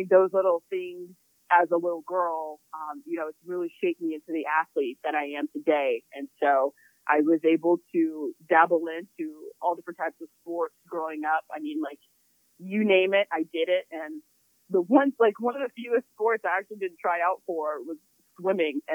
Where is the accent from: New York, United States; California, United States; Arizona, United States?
Arizona, United States; Glendale; I grew up in the blazing heat of Glendale, Arizona.